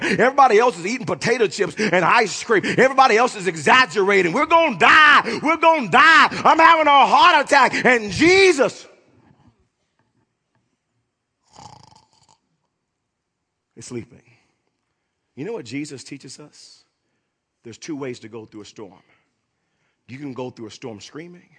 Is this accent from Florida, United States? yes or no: no; Oklahoma, United States; growing up in Oklahoma, living here almost all of my life